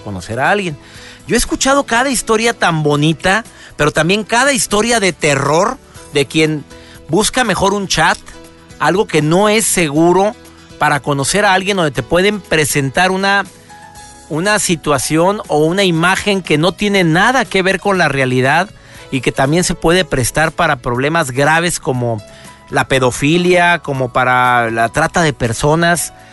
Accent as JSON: {"language": "Spanish", "country": "Mexico", "said": "en México, en mi país"}